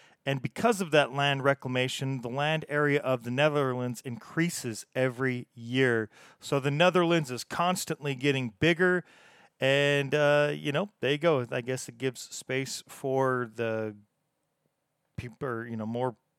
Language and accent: English; United States; accent: American; me and my American accent